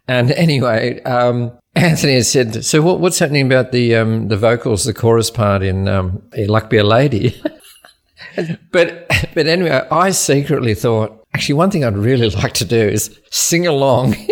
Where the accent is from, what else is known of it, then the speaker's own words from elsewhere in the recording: Wheatbelt country town, Western Australia, Australia; I was born in West Australia in a country town called Wildcatcham. It's about 220 kilometres inland from Perth, so it's the Wheat Belt.